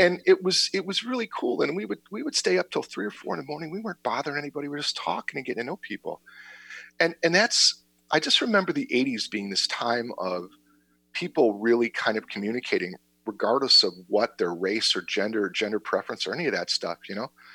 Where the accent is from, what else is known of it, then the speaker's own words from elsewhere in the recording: Berwyn, Illinois, United States; now in Naperville, United States; I've lived in Naperville for a long time, and I grew up in Berwyn.